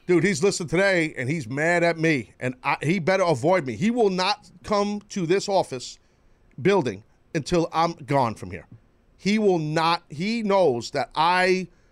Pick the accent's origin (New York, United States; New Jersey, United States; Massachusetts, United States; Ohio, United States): New York, United States; New York City; it's my hometown